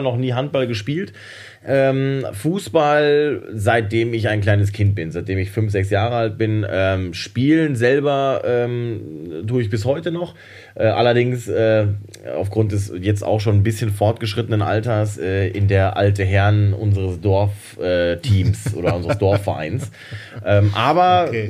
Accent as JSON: {"language": "German", "town": "Hamm", "region": "North Rhine-Westphalia", "country": "Germany", "tie": "born or raised there", "moved": "yes", "said": "aus meiner Heimatstadt Hamm"}